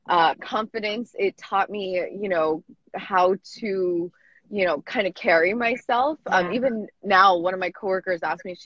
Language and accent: English; United States; growing up in America